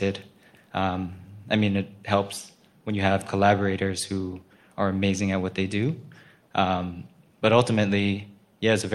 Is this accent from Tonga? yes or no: no; Honolulu, Hawaii, United States; I'm from Honolulu